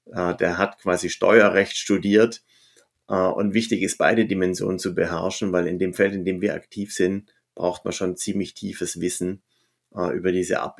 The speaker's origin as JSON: {"language": "German", "town": "Stuttgart", "region": "Baden-Württemberg", "country": "Germany", "tie": "born there", "accent": "Swabian", "said": "An Silvester, sorry, dass ich jetzt schwäbisch werde als gebürtiger Stuttgarter, da kriegst du kein Taxi um die Zeit und zwar in keine Richtung."}